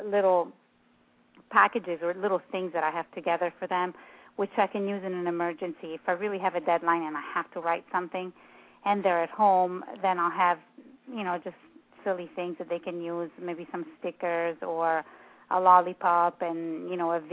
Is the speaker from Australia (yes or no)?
no; Italy; English is a second language; moved away; I'm from Italy